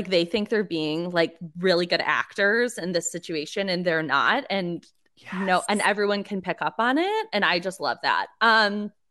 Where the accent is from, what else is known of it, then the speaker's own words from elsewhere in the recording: Detroit, Michigan, United States; because the hot dog king is from Detroit and I'm from Detroit.